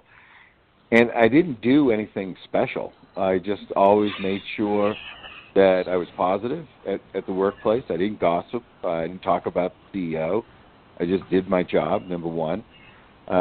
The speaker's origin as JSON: {"language": "English", "region": "New York", "country": "United States", "moved": "yes", "lives_now": "Asheville, United States", "said": "I am from New York"}